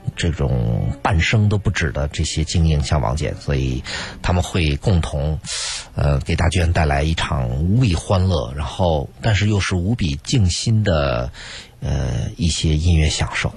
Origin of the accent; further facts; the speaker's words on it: China; moved away as an adult; 我们中国人